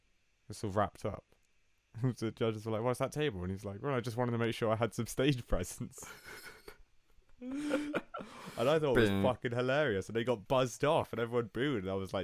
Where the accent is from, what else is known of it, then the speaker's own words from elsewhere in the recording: Portugal; first language Portuguese; English is a second language; Yeah, it's quite weird considering we're only born 2 minutes apart and you were somehow born in Italy and I was born in Portugal and we're twins.